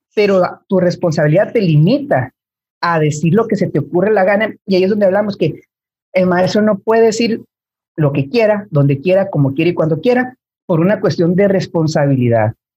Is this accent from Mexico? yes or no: yes; Mexico; tú y yo somos de México